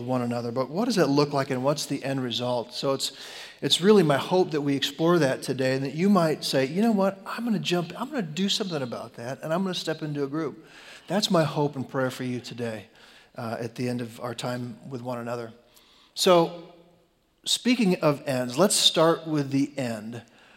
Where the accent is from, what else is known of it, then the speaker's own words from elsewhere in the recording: Chicago, Illinois, United States; I grew up in Chicago